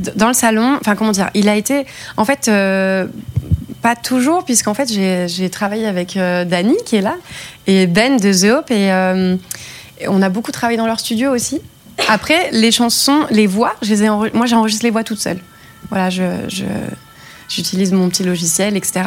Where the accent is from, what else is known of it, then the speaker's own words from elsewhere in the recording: Luberon, Provence-Alpes-Côte d'Azur, France; moved away; also born or lived in Cavaillon; j'ai grandi dans le Luberon, dans un petit village et je suis née à Cavaillon, j'étais euh, au lycée là-bas